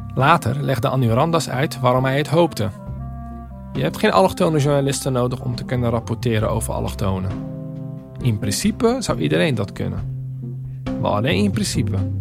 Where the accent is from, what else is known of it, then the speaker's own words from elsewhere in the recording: Rotterdam, South Holland, Netherlands; die snotneus uit een Rotterdamse achterstandsbuurt